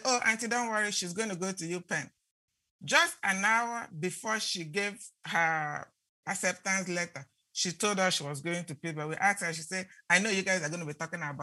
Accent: Nigeria; moved away; when I grew up in Nigeria

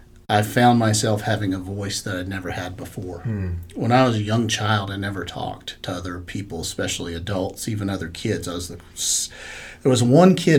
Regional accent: Charlotte, North Carolina, United States; I grew up in Charlotte

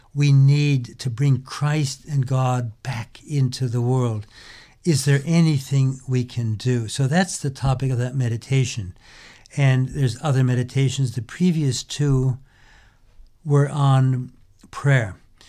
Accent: United States; born or raised there

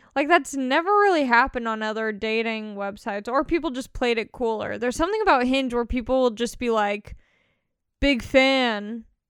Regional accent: Long Beach, California, United States; I grew up in Long Beach represent Long Beach all day

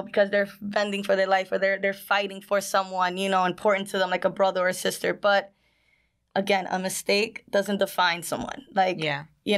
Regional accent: New York City, New York, United States; accent: Brooklyn; my native language, which is Brooklyn

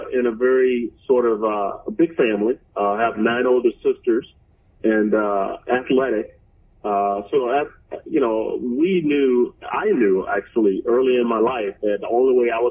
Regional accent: Mobile, Alabama, United States; moved away as an adult; also born or lived in St. Cloud, Minnesota; born and raised in Mobile. So it's a little town right outside of Mobile, but I grew up actually in Mobile.

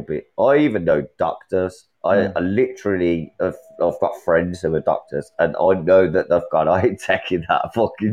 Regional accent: Birmingham, West Midlands, United Kingdom; I'm from England, I'm from Birmingham

